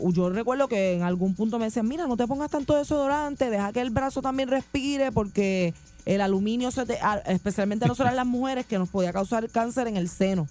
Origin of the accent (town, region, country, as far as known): Puerto Rico